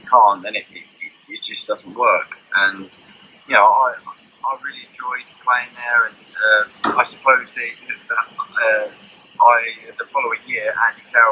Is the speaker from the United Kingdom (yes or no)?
yes; England, United Kingdom; because I was born in England, I grew up, I'm fully English.